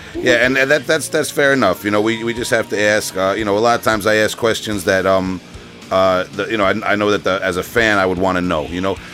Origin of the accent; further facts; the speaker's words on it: Long Island, New York, United States; I'm from Long Island I pronounce a lot of things very uh, very wrong